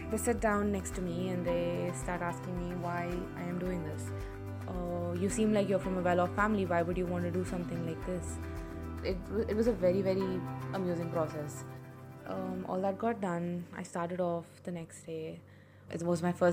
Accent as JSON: {"language": "English", "town": "Hyderabad", "region": "Telangana", "country": "India", "tie": "born or raised there", "said": "I am 22 years old. I have been born and brought up in Hyderabad."}